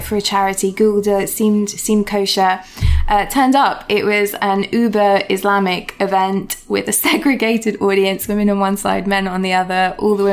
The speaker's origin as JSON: {"language": "English", "area": "Surrey", "region": "South East England", "country": "United Kingdom", "tie": "born or raised there", "moved": "yes", "lives_now": "London, United Kingdom", "said": "I was born and raised in Surrey"}